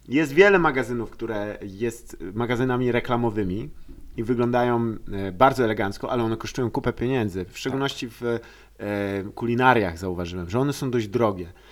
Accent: Lower Silesian Voivodeship, Poland; Dolnośląskie, skąd pochodzę

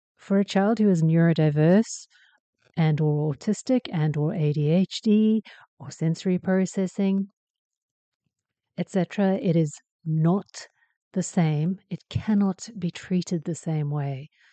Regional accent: South Africa

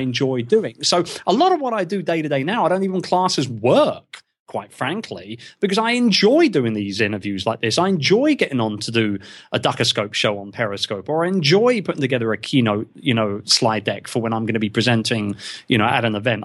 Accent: England, United Kingdom; being English in the podcasting world

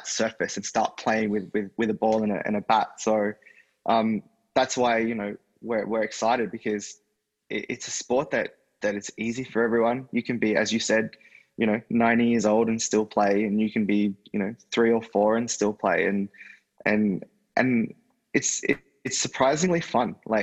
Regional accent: Australia; being an Aussie

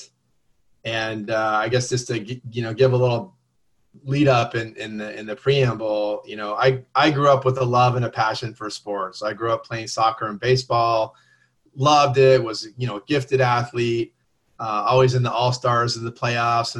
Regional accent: Southern California, United States; I grew up in Southern California

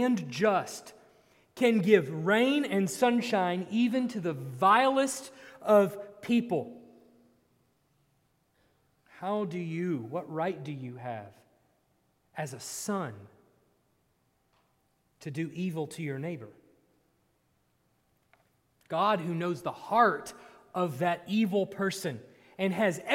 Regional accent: Texas, United States; I grew up in Texas, so it was 150,000 degrees

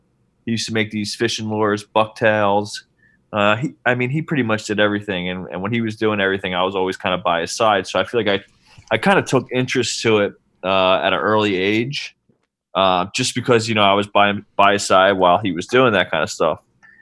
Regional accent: Cape May, New Jersey, United States; I'm from Cape May, New Jersey.

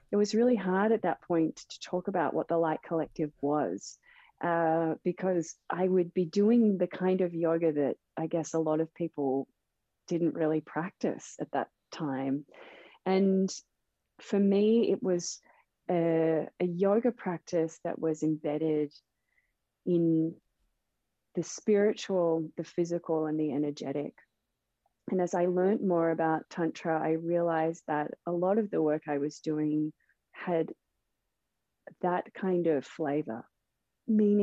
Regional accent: Melbourne, Victoria, Australia; Melbourne, which is my hometown, Melbourne, Australia.

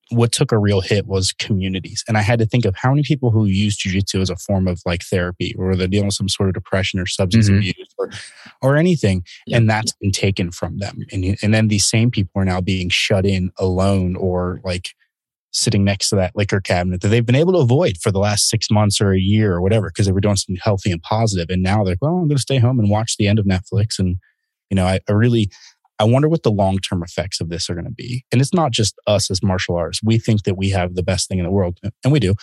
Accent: Baltimore, Maryland, United States; moved away; Maryland, which was my hometown in Baltimore

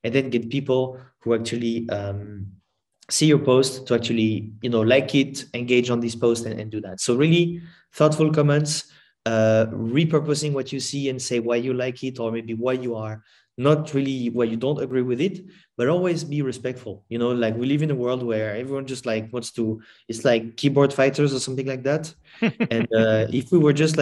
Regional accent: France; I'm from France

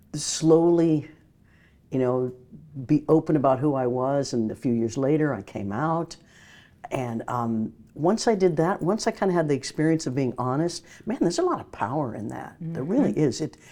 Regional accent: Midwest, United States; I grew up in the Midwest, and Broadway was just, we'd sing the Broadway songs in school.

